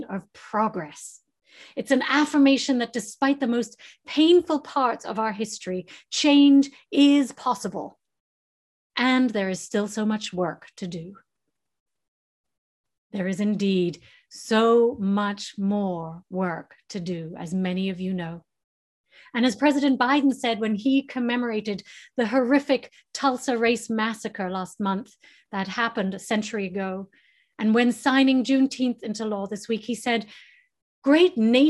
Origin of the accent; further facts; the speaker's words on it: England, United Kingdom; now in United States; growing up in England and my Texan cousins came to visit